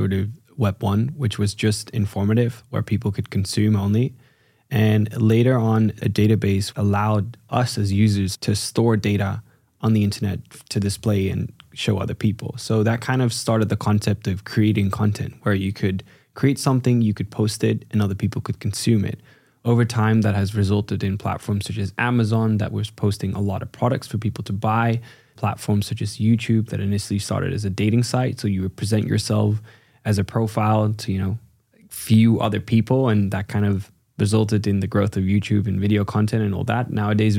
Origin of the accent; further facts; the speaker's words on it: China; My parents are from the Netherlands, but I ended up growing up in China.